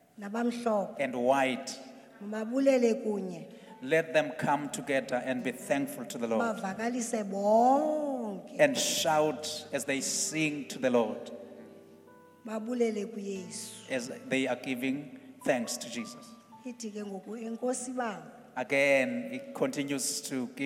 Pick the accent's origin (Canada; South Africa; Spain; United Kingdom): South Africa; as a South African